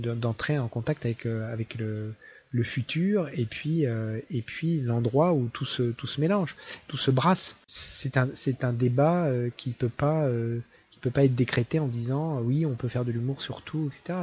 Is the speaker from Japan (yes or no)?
no; Caen, Normandy, France; Moi, j'ai grandi à Caen.